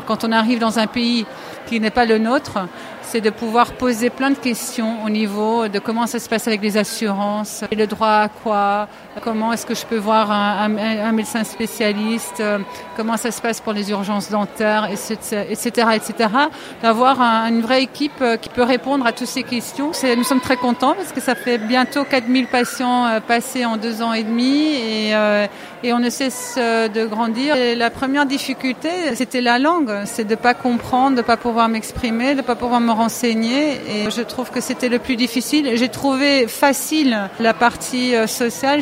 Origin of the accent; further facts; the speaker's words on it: Amsterdam, North Holland, Netherlands; French is a second language; moved away as an adult; also born or lived in London / Paris; now in Barcelona, Spain; je suis hollandaise d'Amsterdam